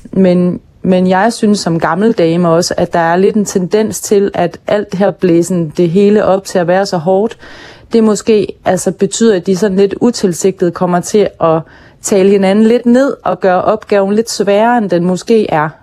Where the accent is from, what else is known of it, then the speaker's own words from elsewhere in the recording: Hirtshals, North Denmark Region, Denmark; min opvækst i Hirtshals og den tid, jeg voksede op i Hirtshals